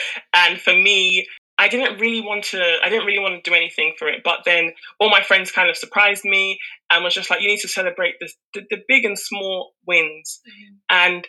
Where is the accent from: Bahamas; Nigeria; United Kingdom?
Nigeria; And that admiration of a Nigerian woman is what I identify with, even as myself as a Nigerian woman.